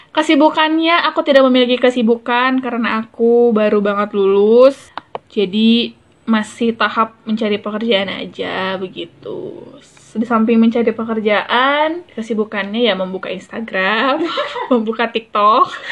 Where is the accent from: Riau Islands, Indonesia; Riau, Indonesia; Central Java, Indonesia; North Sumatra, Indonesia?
North Sumatra, Indonesia; moved away; aku kan dulu kan tinggal di desa ya, di desa di Sumatera Utara